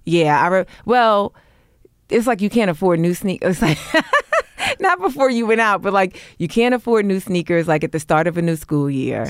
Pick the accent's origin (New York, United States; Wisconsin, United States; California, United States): New York, United States; New York City; moved away; also born or lived in Brooklyn; I grew up in Harlem, but I was bussed out